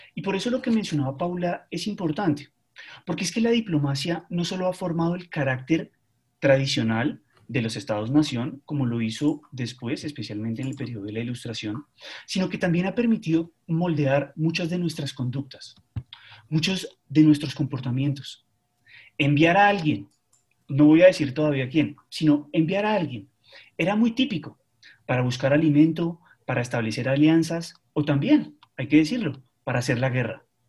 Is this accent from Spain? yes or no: no; Colombia; No fuimos Argentina